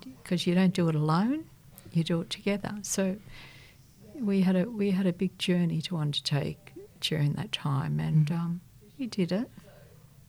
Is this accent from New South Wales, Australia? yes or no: yes; Sydney, New South Wales, Australia; I was born and raised in La Perouse